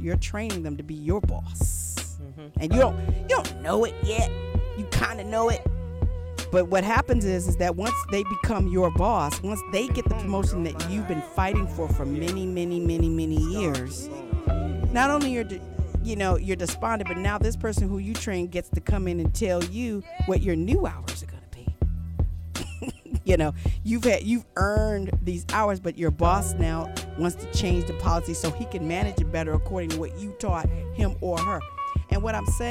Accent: Los Angeles, California, United States; also born or lived in St. Louis, Missouri; I was born in St. Louis, raised in Los Angeles

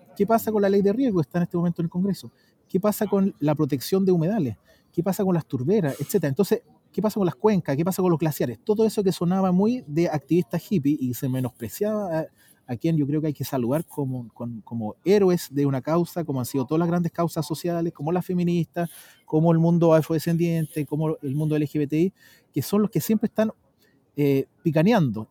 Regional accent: Chile; yo como ciudadano chileno

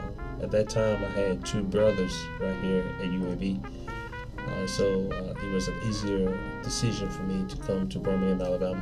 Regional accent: Nigeria; now in United States; Nigeria, we're colonized by the British, so English is technically official language.

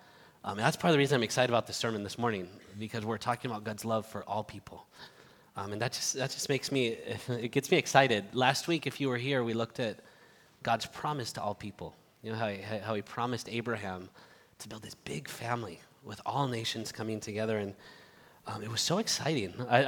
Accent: Barcelona, Catalonia, Spain; also born or lived in United States / Madrid; I was born here in the United States, but grew up in Spain since I was seven, in the city of Barcelona, and then moved to Madrid.

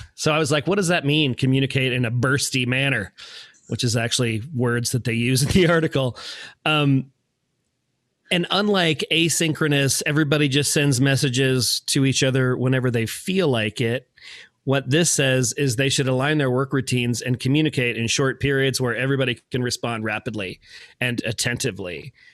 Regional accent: Manassas, Virginia, United States; I grew up in Manassas

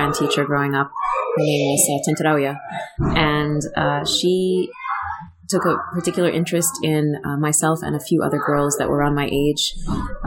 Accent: New Jersey, United States; I grew up in New Jersey

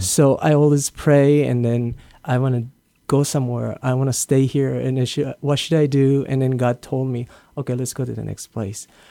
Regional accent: Japan; English is a second language; moved away as an adult; also born or lived in Hawaii / New Jersey / San Diego / Los Angeles; now in Guam; I was born and raised in Japan

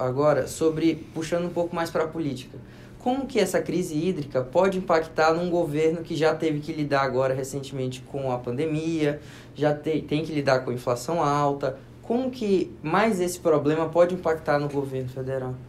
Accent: Pará, Brazil; eu sou do Pará

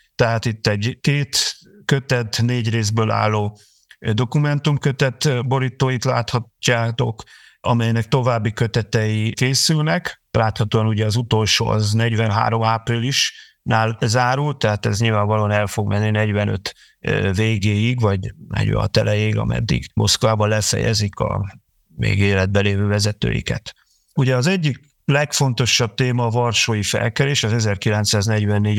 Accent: Hungary; Magyarországon vagyunk, és eh, magyarok vagyunk

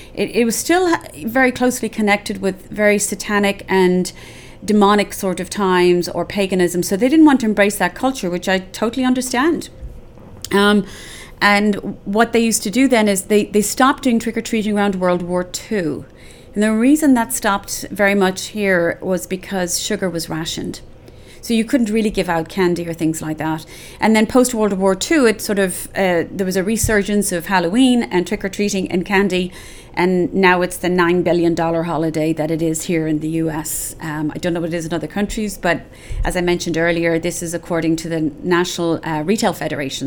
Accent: Ireland; we had a lot of games growing up in Ireland

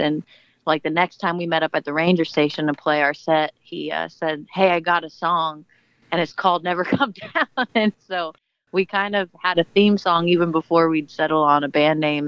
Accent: Portland, Oregon, United States; Joe and I actually are born and raised in Portland, so we know the city fairly well

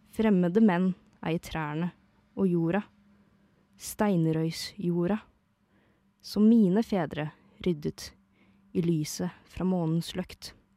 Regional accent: Eastern Norway, Norway; jeg er fra Østlandet

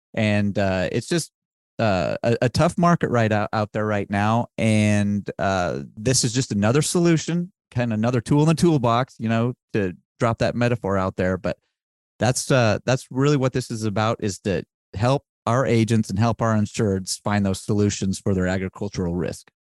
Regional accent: Wyoming, United States; I am from Wyoming

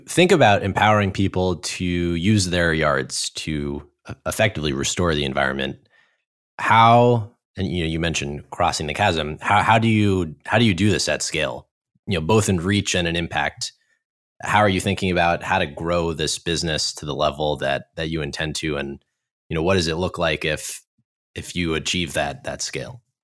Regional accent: New York, United States; moved away; growing up in New York, when I moved here

